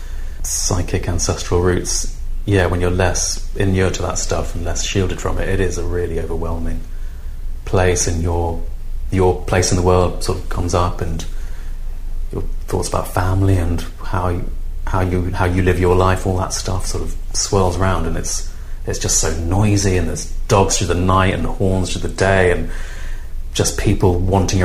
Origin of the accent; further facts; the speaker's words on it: London, United Kingdom; also born or lived in Peckham; I live in Peckham. I grew up in Lewisham